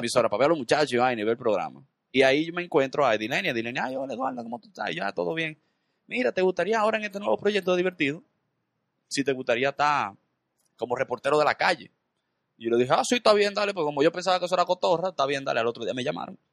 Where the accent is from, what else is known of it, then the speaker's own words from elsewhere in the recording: Dominican Republic; yo nací, y me crié en la Independencia